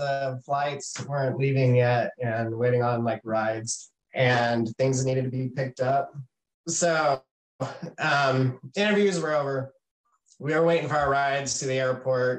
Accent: San Antonio, Texas, United States; moved away as an adult; also born or lived in Knoxville, Tennessee; I grew up in San Antonio

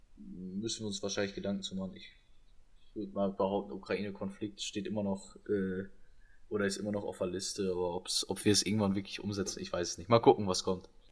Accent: Germany; wir als Deutsche

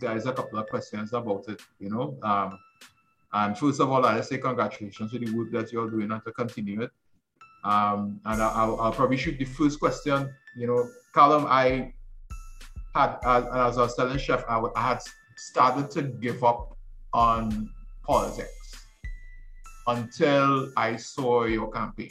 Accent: Trinidad & Tobago; I'm from Library and I love my community

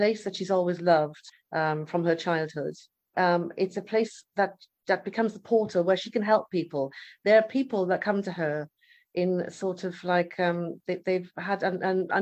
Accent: Swansea, Wales, United Kingdom; moved away as an adult; now in Malta; I'm Welsh. I'm from Swansea in the United Kingdom, from Wales

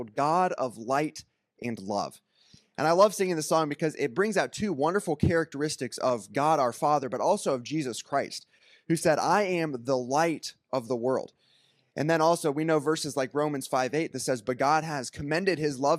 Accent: Ringgold, Louisiana, United States; I'm from Ringgold, Louisiana

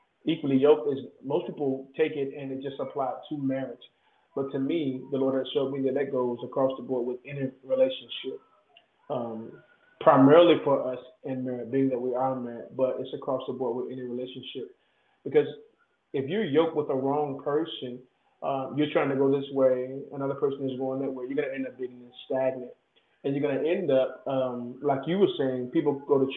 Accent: Virginia, United States; we're from Virginia

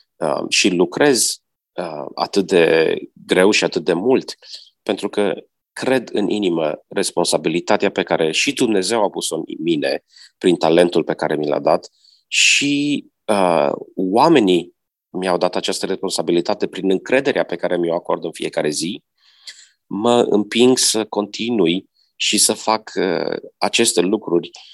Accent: Romania; moved away; also born or lived in United States; m-am născut în România

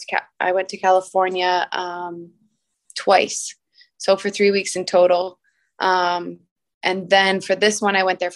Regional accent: Windsor, Ontario, Canada; I actually grew up in South Windsor. I went to St. Gabriel Grade School and Holy Names High School

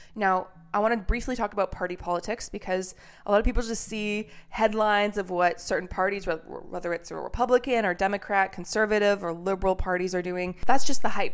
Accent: Canada; now in United States; I'm a Canadian who moved to America

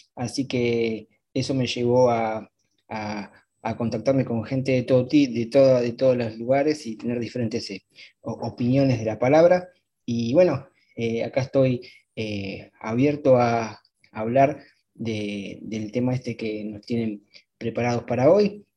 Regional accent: Argentina; yo soy de Argentina.

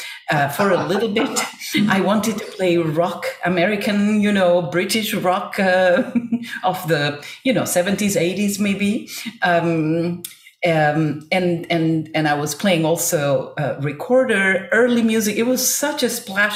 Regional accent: Buenos Aires, Argentina; growing up in Buenos Aires, Argentina

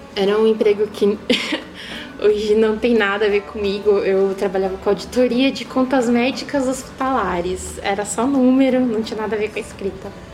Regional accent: Osasco, São Paulo, Brazil; moved away as an adult; now in Sorocaba, Brazil; Eu sou de Osasco.

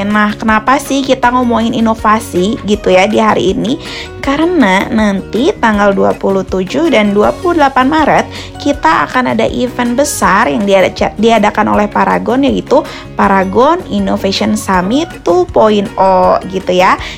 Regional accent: Palembang, South Sumatra, Indonesia; now in Jakarta, Indonesia; Aku dari Palembang, Wong Kito Galo, Kak.

